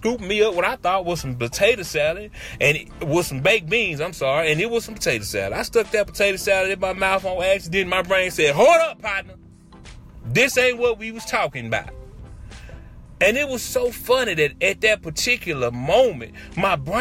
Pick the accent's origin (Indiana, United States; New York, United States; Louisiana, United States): Louisiana, United States; Shreveport; I'm from the South. I'm from Shreveport, Louisiana.